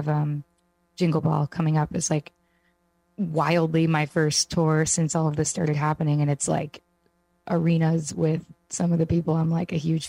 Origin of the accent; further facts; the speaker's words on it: New York, United States; I'm from New York